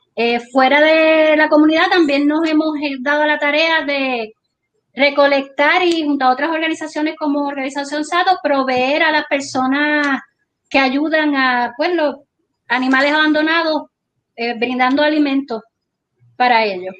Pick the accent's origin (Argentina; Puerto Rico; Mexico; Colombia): Puerto Rico; Guánica; somos de Guánica, que vivimos aquí